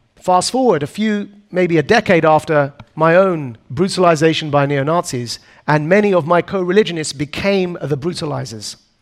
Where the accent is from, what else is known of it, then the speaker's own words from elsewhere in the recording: Essex, East of England, United Kingdom; a boy born and raised in Essex, which is a bit like the New Jersey of the UK